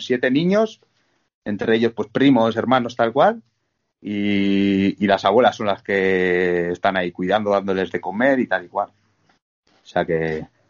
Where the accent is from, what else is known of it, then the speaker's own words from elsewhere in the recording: Bergara, Basque Country, Spain; moved away as an adult; now in Montaña Palentina, Spain; soy de, de Vergara, del País Vasco